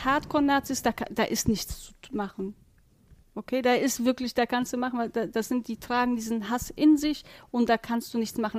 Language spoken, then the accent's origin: German; Warburg, North Rhine-Westphalia, Germany; bei uns in Warburg